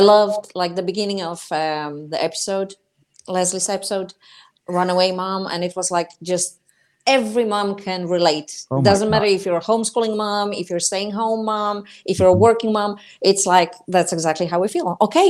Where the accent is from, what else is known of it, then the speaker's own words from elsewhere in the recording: Poland; accent: Polish English; first language Polish; English is a second language; now in Southern United States; I'm translating directly from Polish, because in Polish, the bright lights, we don't call them bright, we call them long.